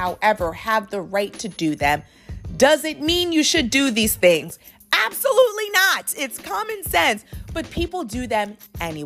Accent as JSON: {"language": "English", "country": "United States", "tie": "born or raised there", "said": "I was raised obviously here in America"}